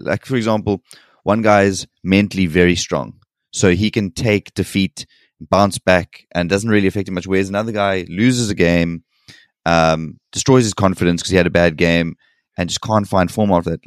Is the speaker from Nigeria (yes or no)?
no; South Africa; as a South African